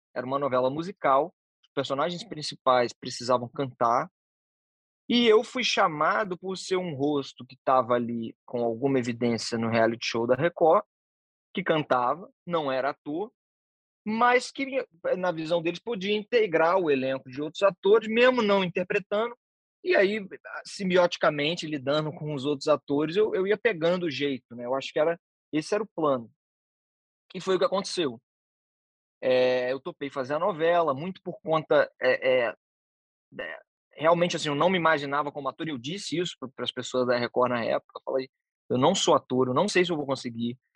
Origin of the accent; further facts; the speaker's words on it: Vitória, Espírito Santo, Brazil; also born or lived in Vila Velha; Fui nascido e criado em Santo Antônio, que é um dos primeiros bairros de Vitória